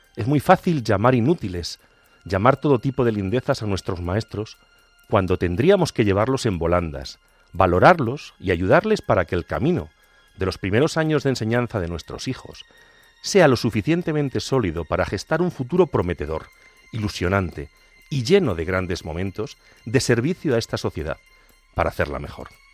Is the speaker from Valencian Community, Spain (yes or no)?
no; Agudo, Castilla-La Mancha, Spain; also born or lived in Ciudad Real; en la dehesa de mi pueblo y veo la sonrisa de mi primera maestra, doña Maricruz